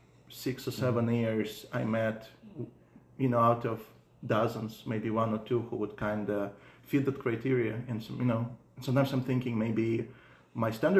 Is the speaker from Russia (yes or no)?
yes; Russia; English is a second language; now in United States; growing up in Russia